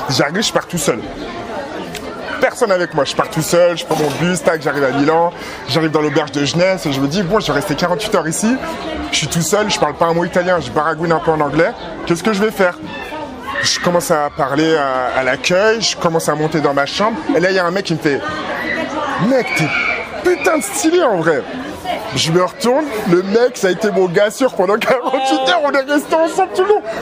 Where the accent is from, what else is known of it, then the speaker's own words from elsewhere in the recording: Benin; moi je viens du royaume du Dahomey, et c'est l'un des rares royaumes où à un moment ils ont dit, mais en fait, il faut pas faire ça